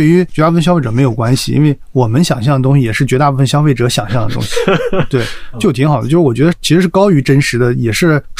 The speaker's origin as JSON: {"language": "Chinese", "town": "Dalian", "region": "Liaoning", "country": "China", "tie": "born there", "also_born_or_lived": "Guangzhou", "said": "我是大连出生的，所以我从大连这样的一个北方的一个小城市吧，算是来到这个"}